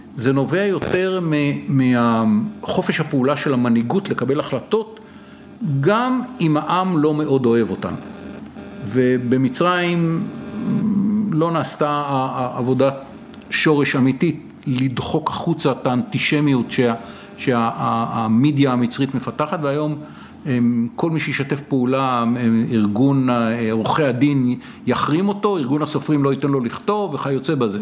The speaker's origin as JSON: {"language": "Hebrew", "town": "Tel Aviv", "region": "Tel Aviv District", "country": "Israel", "tie": "born or raised there", "said": "והשכן שלי, דירה ממול ביד אליהו"}